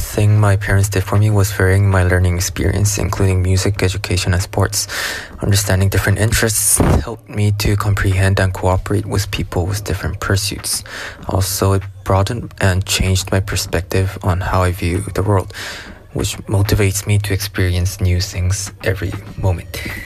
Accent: South Korea; from Korea

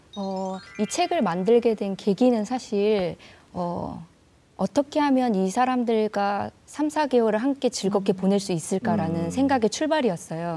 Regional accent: Haenam, South Jeolla, South Korea; moved away; 제 땅끝 마을, 제 고향으로 다시 돌아가서

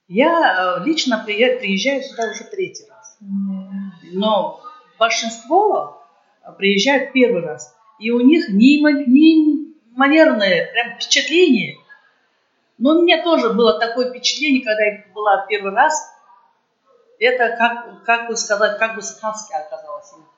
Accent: Tashkent, Uzbekistan; Наш э, коллектив приехал с Узбекистана, с Ташкента.

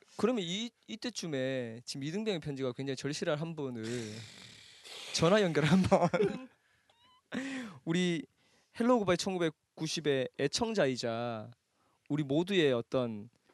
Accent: Daegu, South Korea; 내가 대구 출생

